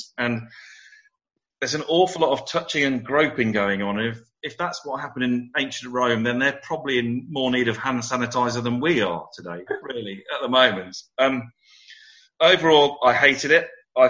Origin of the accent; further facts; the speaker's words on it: Midlands, United Kingdom; now in London, United Kingdom; I grew up in the Midlands in the 70s